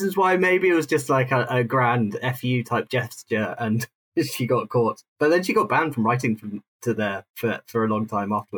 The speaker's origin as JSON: {"language": "English", "country": "United Kingdom", "tie": "born or raised there", "also_born_or_lived": "South London", "moved": "yes", "said": "I grew up outside London, but then I lived, when I moved into London, I spent most of my life south of the Thames"}